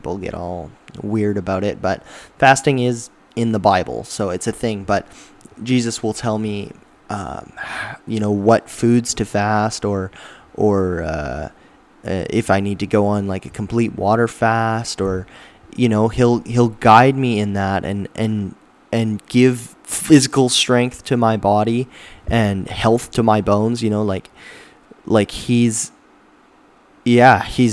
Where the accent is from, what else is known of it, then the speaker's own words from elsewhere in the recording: Alberta, Canada; now in British Columbia, Canada; I'm from Alberta, so the humidity there is way low